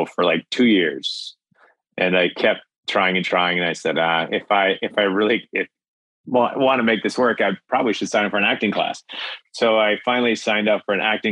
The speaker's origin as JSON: {"language": "English", "region": "Minnesota", "country": "United States", "said": "I'm from Minnesota."}